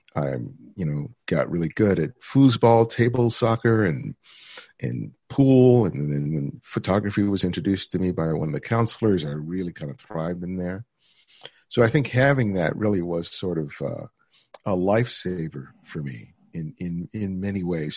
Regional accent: Los Angeles, California, United States; growing up in South L A. My parents were both immigrants from the Dominican Republic

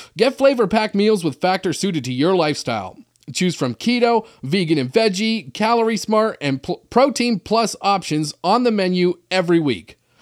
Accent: Canada; I'm from Canada where everybody plays hockey

